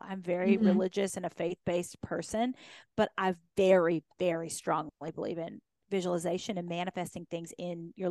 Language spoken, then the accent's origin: English; Kentucky, United States; I'd been this grown up on this farm in Kentucky